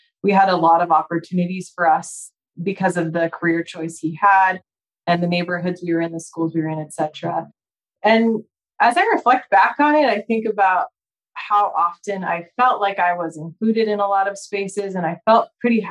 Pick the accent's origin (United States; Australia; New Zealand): United States; Spokane, Washington; also born or lived in Chicago area / Seattle area, Washington; I was born in the Chicago area and grew up in Spokane, Washington, on the east side of the state.